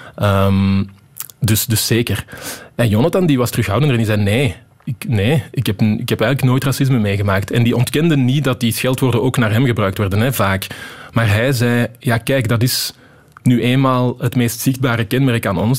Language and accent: Dutch; Wechelderzande, Flanders, Belgium; also born or lived in Antwerp; ik ben geboren in Antwerpen, maar toen ik één jaar was, zijn we verhuisd naar Wecheldre Zanden eh, in de Kempen